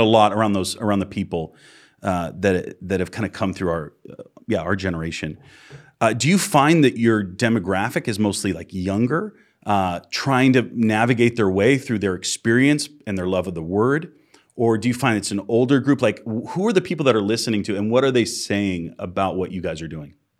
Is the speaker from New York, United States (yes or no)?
no; Massachusetts, United States; moved away; I'm from Massachusetts originally.